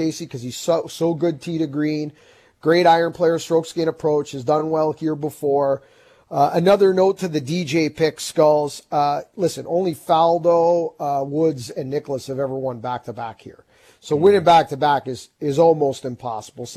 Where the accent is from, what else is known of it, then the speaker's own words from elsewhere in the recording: Canada; as Canadian golf fans